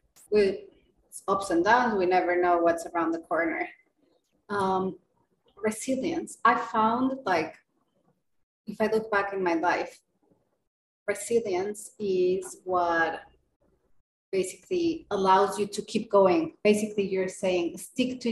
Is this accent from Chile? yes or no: no; Mexico; moved away; also born or lived in United Kingdom / Asia; I'm originally from Mexico, right? So I know the Latin American culture